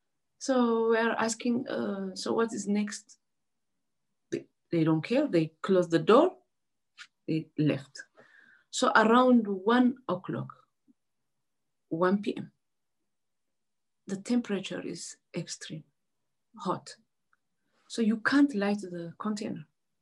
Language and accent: English; Asmara, Maekel, Eritrea; I'm from Eritrea, Asmara.